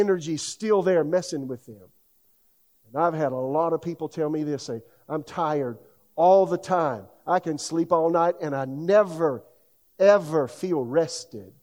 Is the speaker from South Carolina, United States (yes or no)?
yes; South Carolina, United States; now in Raleigh, United States; my hometown in South Carolina